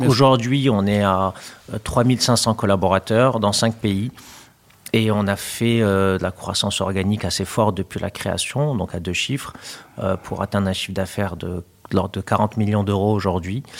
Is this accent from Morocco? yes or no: yes; Morocco; moved away; also born or lived in France; mon pays d'origine, puisque j'avais déjà hum, en tête cette idée de pouvoir revenir au Maroc